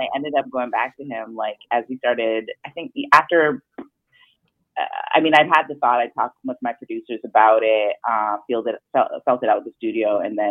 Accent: Jamaica; Like, I'm Jamaican, so I just think, when I think of my aunt talking and my grandmother

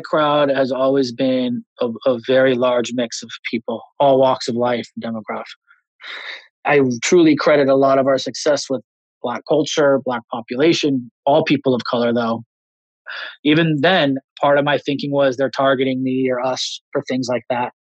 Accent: Los Angeles, California, United States; I grew up in Los Angeles.

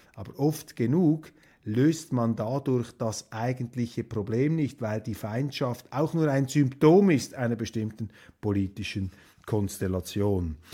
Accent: Switzerland; als Schweizer

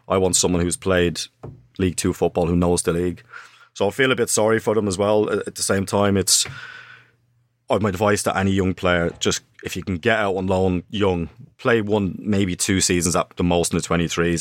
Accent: Dublin, Leinster, Ireland; moved away; also born or lived in Sunderland; me growing up in Dublin, I was a street footballer

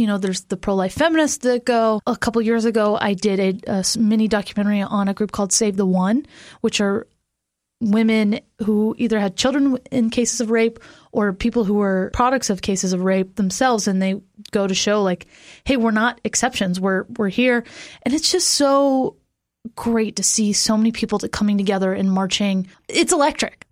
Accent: Florida, United States; moved away; I am from Florida

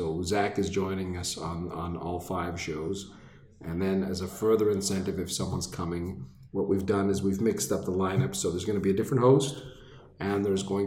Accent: Laval, Quebec, Canada; I grew up in Laval

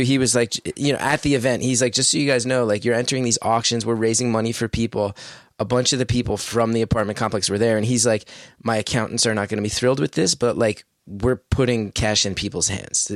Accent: West Orange, New Jersey, United States; I grew up in West Orange. It's a beautiful town. I feel so lucky I grew up there

